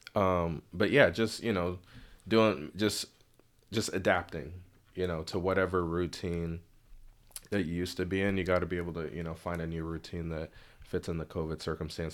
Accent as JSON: {"language": "English", "town": "Bellevue", "region": "Washington", "country": "United States", "tie": "born or raised there", "also_born_or_lived": "Lynnwood, Washington / Mountlake Terrace, Washington", "said": "I was raised in Bellevue till about eighth grade"}